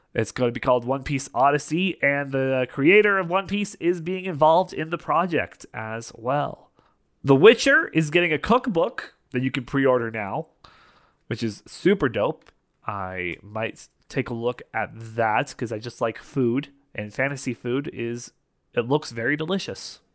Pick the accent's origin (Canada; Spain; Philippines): Canada; I am Canadian